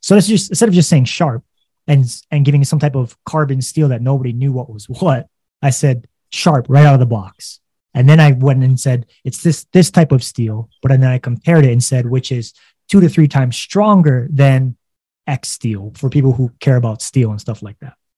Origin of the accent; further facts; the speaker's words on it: Hawaii, United States; I was born and raised in Hawaii.